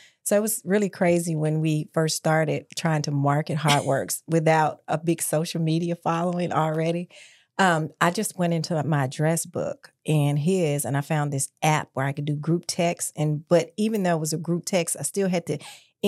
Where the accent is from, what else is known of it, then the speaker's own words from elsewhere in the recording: Memphis, Tennessee, United States; I was born and raised in Memphis.